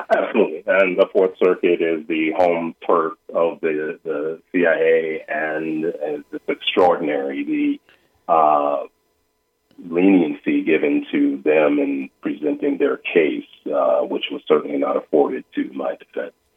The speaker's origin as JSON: {"language": "English", "country": "United States", "tie": "born or raised there", "said": "starting at my childhood, growing up in America, African American"}